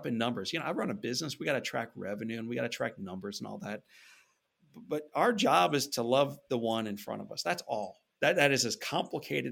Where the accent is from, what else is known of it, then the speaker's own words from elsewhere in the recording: St. Louis, Missouri, United States; growing up in St. Louis, Missouri